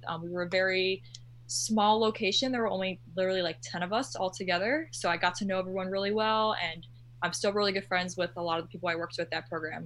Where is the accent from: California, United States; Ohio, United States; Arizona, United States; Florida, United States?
Florida, United States; Orlando; I'm one of those people that is from Orlando and lives in Orlando my whole life